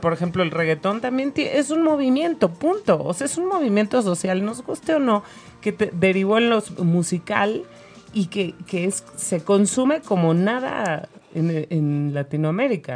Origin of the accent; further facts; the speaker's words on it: Mexico; soy mexicana